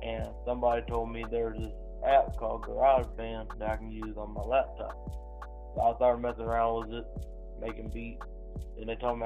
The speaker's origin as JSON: {"language": "English", "town": "Conway", "region": "South Carolina", "country": "United States", "said": "I'm from Conway, South Carolina"}